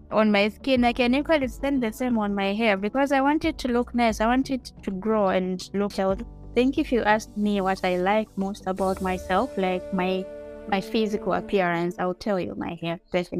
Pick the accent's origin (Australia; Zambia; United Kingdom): Zambia; moved away; I had some pieces of fitenges that I came with from Zambia.